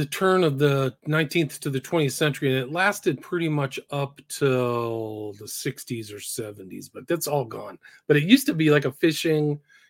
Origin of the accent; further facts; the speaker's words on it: San Francisco, California, United States; but also brought back a lot of great memories just growing up in San Francisco.